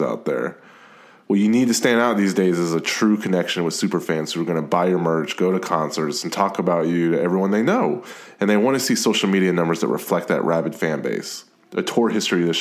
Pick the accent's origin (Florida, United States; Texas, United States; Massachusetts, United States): Texas, United States; Austin; I'm from Austin, Texas